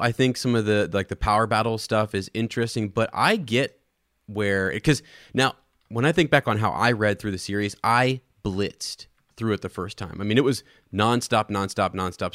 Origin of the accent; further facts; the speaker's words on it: Ohio, United States; I'm from Ohio